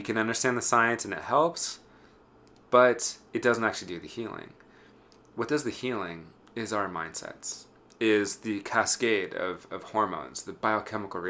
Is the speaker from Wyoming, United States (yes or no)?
yes; Wyoming, United States; my hometown in Wyoming